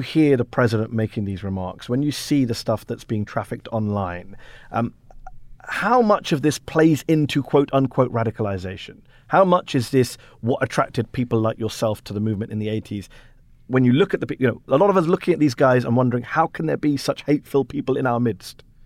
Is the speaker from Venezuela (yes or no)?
no; United Kingdom; now in United States; I'm a British immigrant living in the U S.